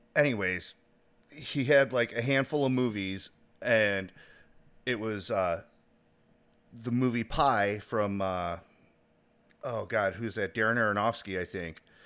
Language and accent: English; Chicago, Illinois, United States; now in Indiana, United States; I grew up in the city of Chicago, but I live outside